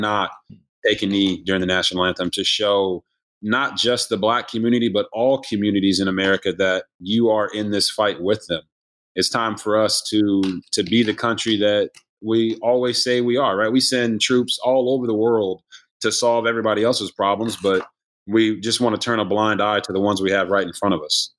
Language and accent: English; Copper Cove, Texas, United States; also born or lived in Japan / Washington State / New Orleans / South Carolina; So I was born in Japan, moved around a bunch, lived in Washington State, New Orleans, Louisiana, South Carolina, and then finally settled in Texas, in Copper Cove, Texas.